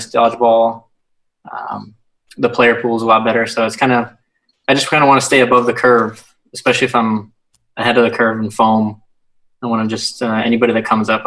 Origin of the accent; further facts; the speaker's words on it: San Francisco, California, United States; now in Phoenix, United States; I'm from San Francisco